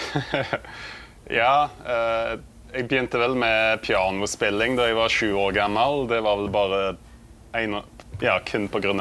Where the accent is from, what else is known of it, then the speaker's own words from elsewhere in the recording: Vikedal, Rogaland, Norway; jeg kommer fra Vikedal, som er en veldig liten plass på Vestlandet